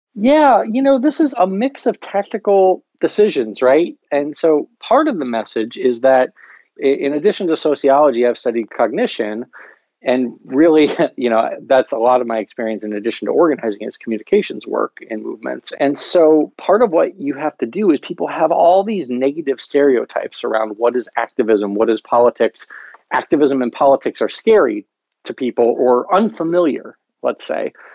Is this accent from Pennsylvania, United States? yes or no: yes; Lancaster County, Pennsylvania, United States; moved away as an adult; also born or lived in Berkeley; We're both from Lancaster County, Pennsylvania. I grew up in, in the county, and I grew up conservative, working class, rural